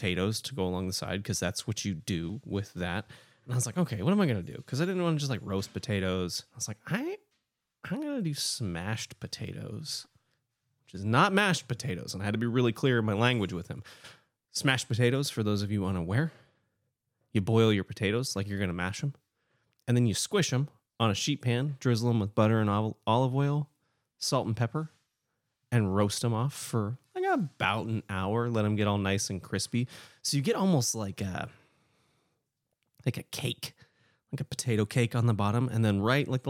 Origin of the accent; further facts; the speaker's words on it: Portland, Oregon, United States; I grew up in Portland too.